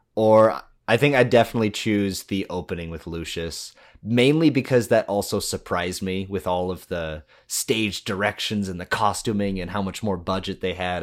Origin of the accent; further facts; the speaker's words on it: United States; growing up in America